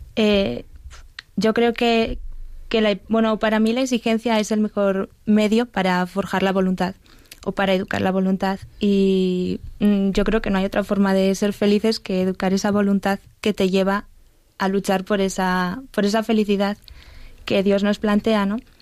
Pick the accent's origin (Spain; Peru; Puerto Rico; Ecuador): Spain; Burgos, Castile and León; moved away as an adult; now in Madrid, Spain; Vengo de Burgos